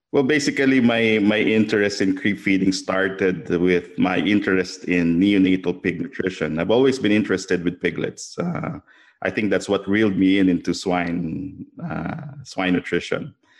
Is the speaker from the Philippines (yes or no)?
yes; Philippines; I'm from the Philippines, and, um, I grew up with a family that's in agriculture